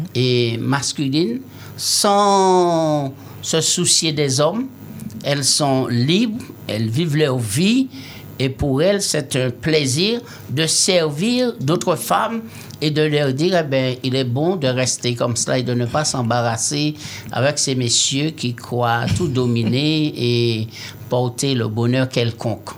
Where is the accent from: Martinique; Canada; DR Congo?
Martinique; je suis des Martiniquais